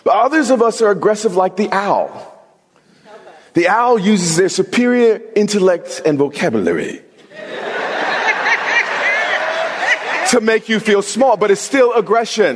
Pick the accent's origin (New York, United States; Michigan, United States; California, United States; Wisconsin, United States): New York, United States; I'm from New York